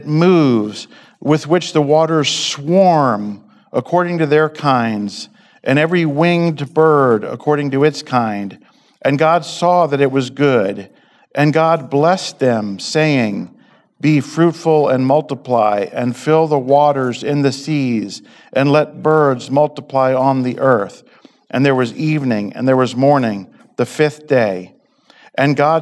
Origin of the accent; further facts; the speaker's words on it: East Coast, United States; moved away; so I grew up on the East Coast